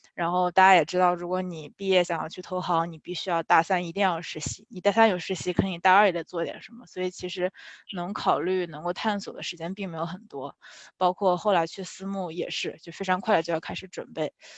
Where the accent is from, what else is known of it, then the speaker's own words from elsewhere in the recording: China; moved away as an adult; now in United States; 作为一个中国人